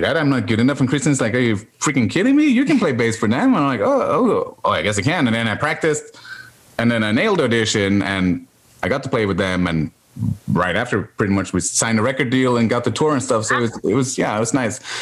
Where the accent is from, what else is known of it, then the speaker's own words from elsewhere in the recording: Norway; English is a second language; moved away; also born or lived in Australia; growing up in Norway